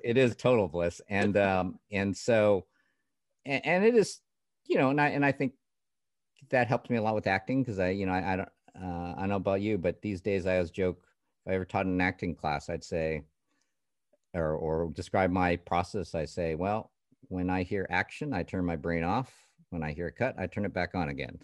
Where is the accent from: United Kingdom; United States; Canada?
Canada; I grew up in Canada